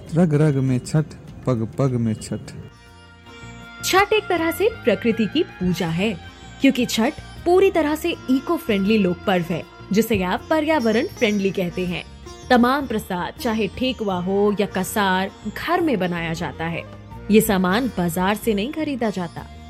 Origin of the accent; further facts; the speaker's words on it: Buxar, Bihar, India; विश्वामित्र नगरी बक्सर बिहार का रहने वाला हूं